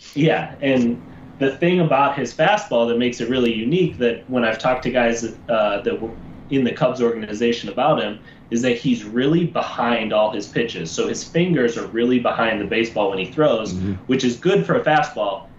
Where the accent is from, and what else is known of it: Chicago, Illinois, United States